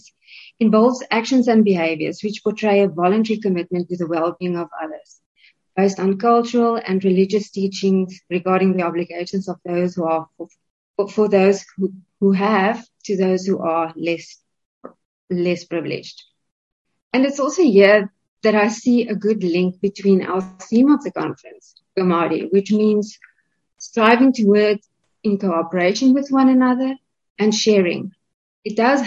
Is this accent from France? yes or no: no; South Africa